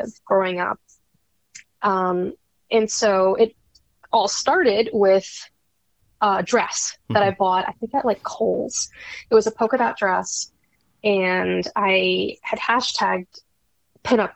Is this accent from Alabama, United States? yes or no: no; New York, United States; I'm a New Yorker, born and bred